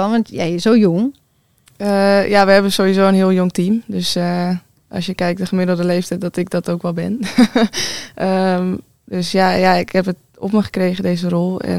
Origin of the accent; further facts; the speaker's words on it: Amsterdam, North Holland, Netherlands; Nee, ik kom uit Amsterdam.